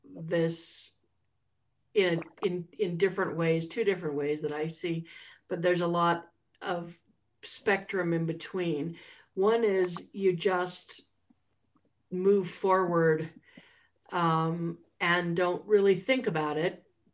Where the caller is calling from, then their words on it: Santa Fe, New Mexico, United States; I am calling in from Ogopogo, otherwise known as Santa Fe, New Mexico.